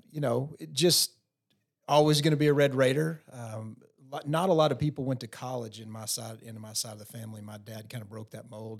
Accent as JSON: {"language": "English", "town": "Post", "region": "Texas", "country": "United States", "tie": "born or raised there", "lives_now": "Lubbock, United States", "said": "growing up in Post Texas, uh, you know, small town kid"}